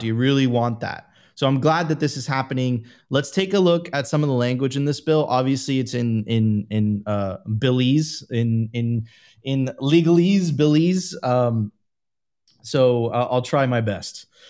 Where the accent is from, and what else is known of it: Miami Beach, Florida, United States; born or raised there